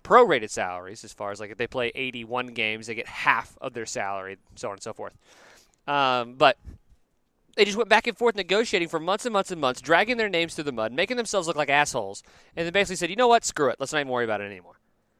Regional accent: Chicago, Illinois, United States; I grew up in Chicago, champ.

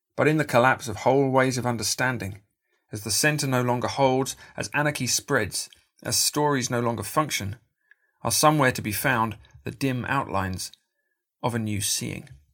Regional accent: United Kingdom; In my home country, Britain

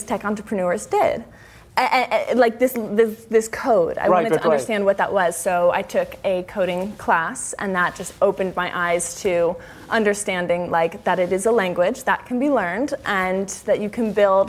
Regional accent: Midwest, United States; I grew up in the Midwest

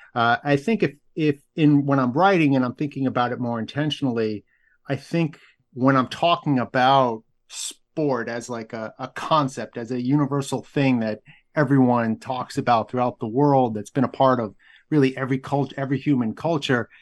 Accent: outside Boston, Massachusetts, United States; I grew up outside Boston

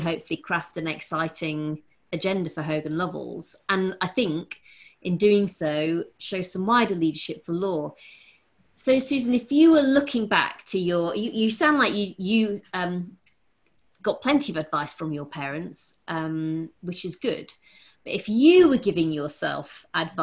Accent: Rotherham, Yorkshire and the Humber, United Kingdom; Growing up in Rotherham

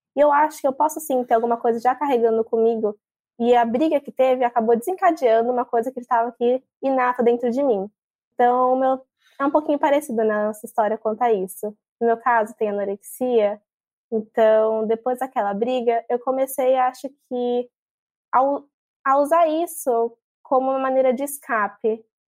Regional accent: São Paulo, Brazil; now in Praia Grande, Brazil; eu estou morando aqui em Praia Grande, litoral de São Paulo, com minha mãe, mas eu sou de São Paulo, capital

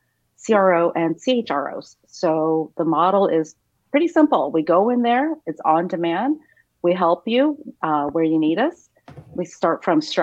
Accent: San Diego, California, United States; now in Orange County, United States; I'm from San Diego, since I'm a Padres fan.

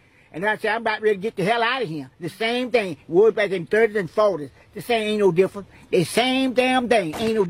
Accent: Detroit, Michigan, United States; now in Mississippi, United States; I'm down here from Detroit, Michigan.

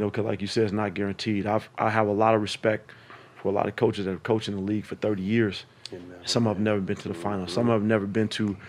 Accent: California, United States; Once we got there, for me, man, like walking into Oracle, going back home. Oh, I'm from the Bay.

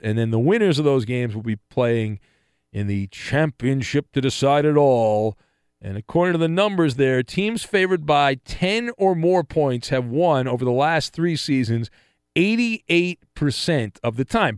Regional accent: Orange County, Southern California, United States; I grew up in in Orange County in Southern California

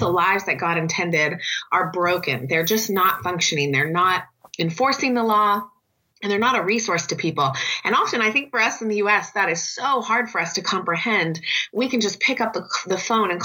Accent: California, United States; I'm originally from California here in the U.S.

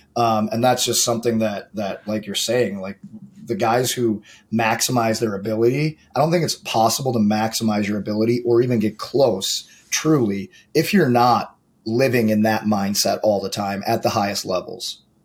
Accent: St. Louis, Missouri, United States; I grew up in St. Louis

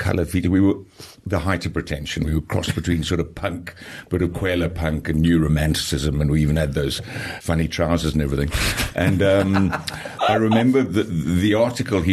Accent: Zambia; now in South Africa; I'm not South African born. I was born in Zambia.

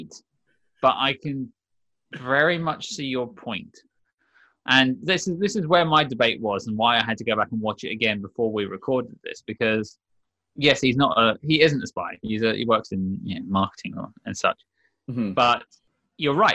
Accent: United Kingdom; I'm British

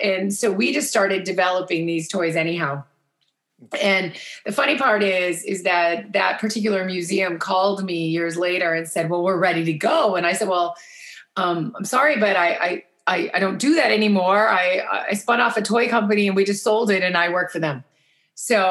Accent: Cincinnati, Ohio, United States; moved away as an adult; also born or lived in Chicago; I'm from Cincinnati, Ohio, and our family actually has been in the design and architecture business for 165 years

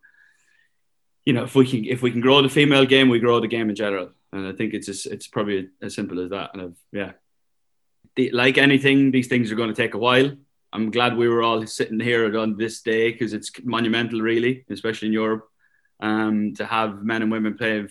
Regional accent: Ireland; Being Irish was a big part of it.

